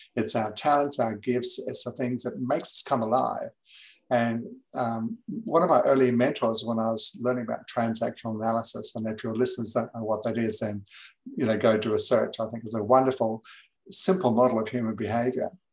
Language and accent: English; England, United Kingdom; moved away as an adult; also born or lived in New Zealand; now in Gold Coast, Australia; I was born in New Zealand. I went to England when I was seven years of age uh, with my family. I didn't go by myself. Um, and I was there till I was 20. So I, I grew up in England in the 60s.